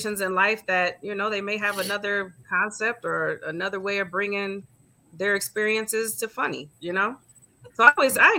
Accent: Grand Rapids, Michigan, United States; I'm from a town called Grand Rapids, which is like two hours out of Detroit

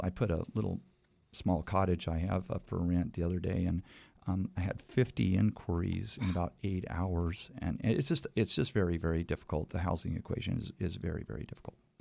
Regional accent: Fresno, California, United States; moved away as an adult; also born or lived in Cayucas, California; now in Cayucos, United States; I was born and raised in Fresno

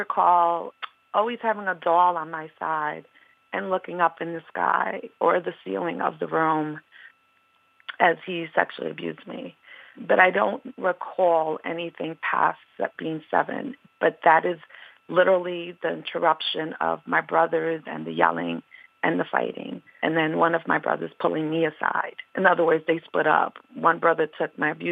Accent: New York City, New York, United States; I'm born and raised in Harlem. I am Boricua, Afro-Boricua de Puerto Rico, but I am born and raised in Harlem.

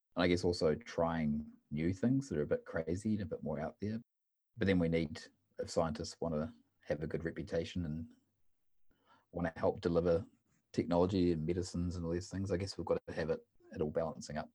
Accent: New Zealand; moved away as an adult; now in Uppsala, Sweden; originally I'm from New Zealand

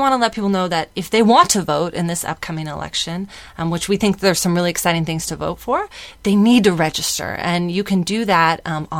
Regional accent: San Diego, California, United States; I was born and raised in San Diego

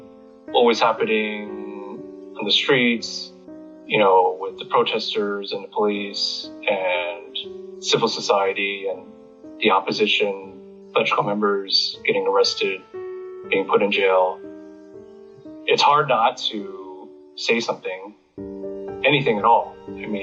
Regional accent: United States; moved away; also born or lived in Hong Kong; I was born in and raised in the U.S.

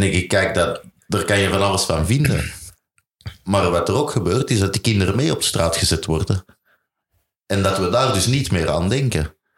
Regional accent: Belgium; ik ben Belg

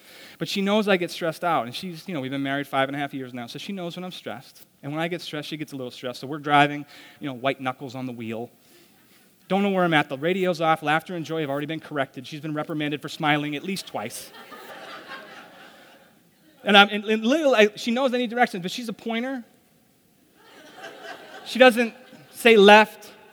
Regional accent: Douglas, Massachusetts, United States; I grew up in Douglas, Massachusetts

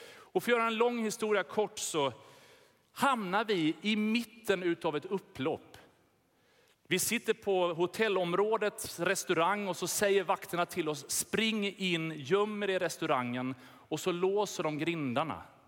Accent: Sweden; vi har blivit lurade som svenskar i vårt lilla hörn

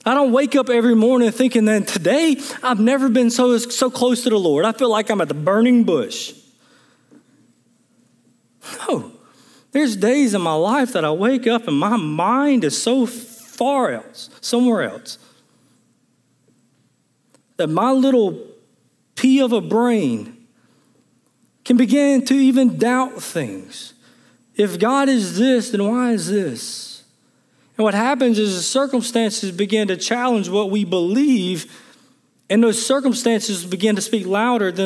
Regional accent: Jones County, Mississippi, United States; growing up in Jones County, Mississippi

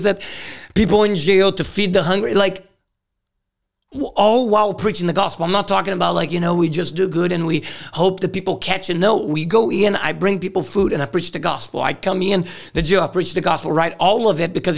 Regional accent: Brazil; moved away; also born or lived in Greenville; I grew up in Brazil. It's a violent place.

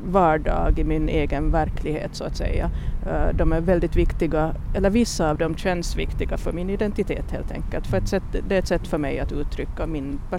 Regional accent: Finland; jag tror att man är mycket mer intresserad av att tala om sitt språk som finlandssvensk än, än som sverigesvensk till ja. exempel för att vårt språk är inte riktigt självklart alla gånger.

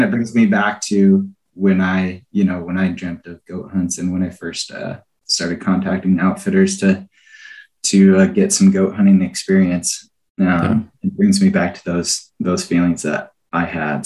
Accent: Iowa, United States; moved away as an adult; now in Alaska, United States; I actually grew up in Iowa there, not too far north of you

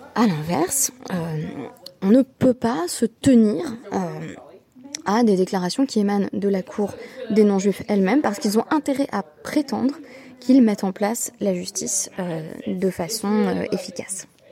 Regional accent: France; on, on est français

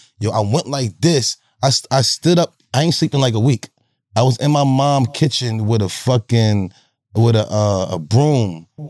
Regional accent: New Jersey, United States; I grew up in Jersey.

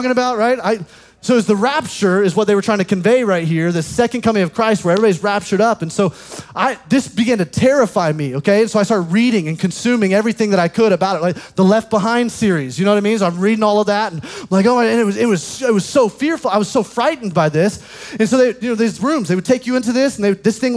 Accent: Alabama, United States; In the South, I grew up in Alabama

